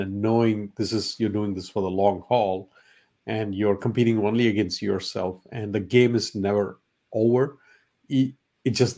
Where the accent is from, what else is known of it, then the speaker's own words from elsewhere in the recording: India; first language Malayalam; English is a second language; moved away as an adult; now in United States; growing up in India, the emphasis was not on sports